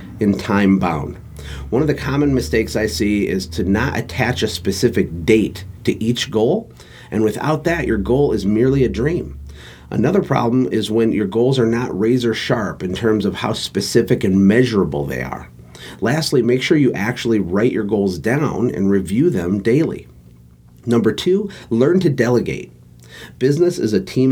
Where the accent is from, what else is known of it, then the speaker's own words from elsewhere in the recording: Flint, Michigan, United States; I was born in Flint, Michigan to a lower middle class working family